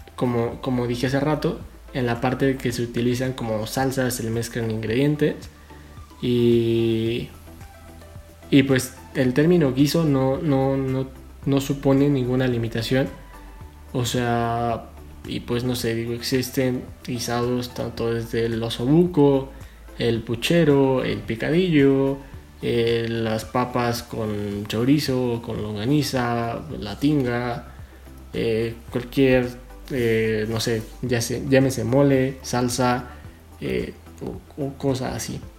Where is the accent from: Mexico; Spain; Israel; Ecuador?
Mexico